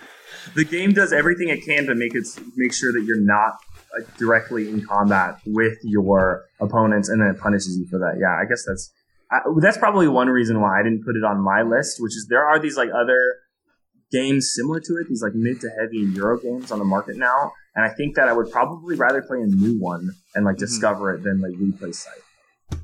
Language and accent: English; San Clemente, California, United States; moved away as an adult; They filmed it at my high school when I was a freshman